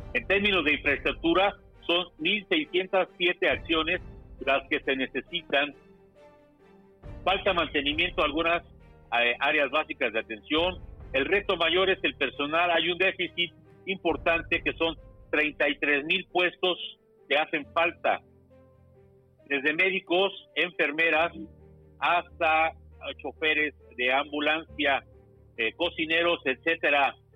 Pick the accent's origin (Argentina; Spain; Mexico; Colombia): Mexico; aquí en México